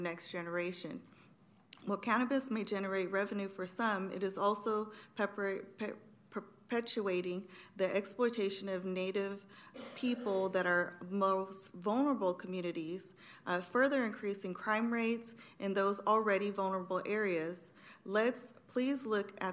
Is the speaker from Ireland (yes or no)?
no; Sacramento, California, United States; born and raised in Sacramento